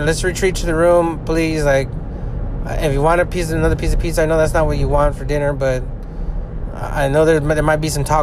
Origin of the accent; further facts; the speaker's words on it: California, United States; We're from California